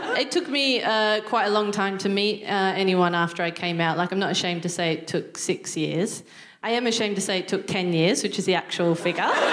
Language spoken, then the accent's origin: English; Newcastle, New South Wales, Australia; moved away as an adult; now in United Kingdom; I'm from um, Newcastle, which is just north of Sydney.